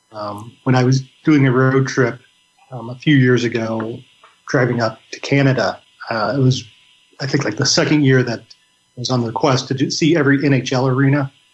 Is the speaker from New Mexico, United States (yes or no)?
no; Illinois, United States; We're both from Illinois